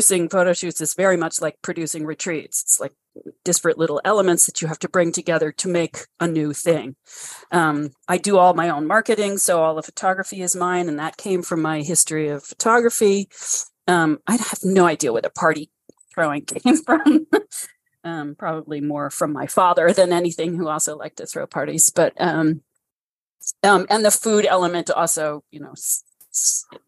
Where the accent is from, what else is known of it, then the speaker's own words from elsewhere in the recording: New York City, New York, United States; moved away; I grew up in Brooklyn Heights